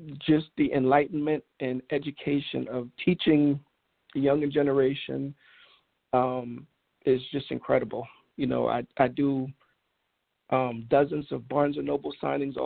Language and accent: English; New York, United States; Growing up in New York, I came up with the Knicks